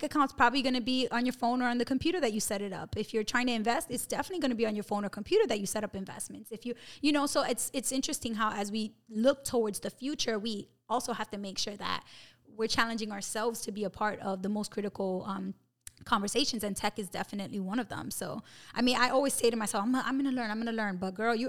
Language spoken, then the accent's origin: English; New York City, New York, United States; We're both from Brooklyn